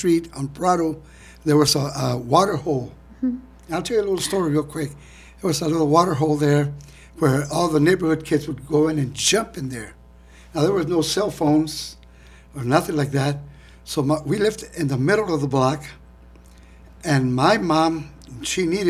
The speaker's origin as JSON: {"language": "English", "town": "Austin", "region": "Texas", "country": "United States", "tie": "born or raised there", "lives_now": "San Marcos, United States", "said": "I was born and raised in East Austin."}